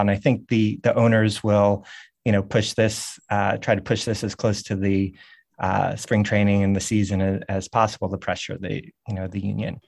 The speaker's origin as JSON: {"language": "English", "town": "New York City", "region": "New York", "country": "United States", "tie": "born or raised there", "also_born_or_lived": "Montreal", "said": "I was born in Montreal, but, uh, really grew up in New York City"}